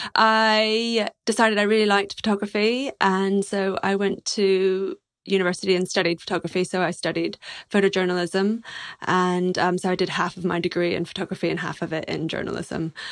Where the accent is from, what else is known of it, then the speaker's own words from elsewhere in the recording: Texas, United States; moved away as an adult; also born or lived in New York; I'm a Texan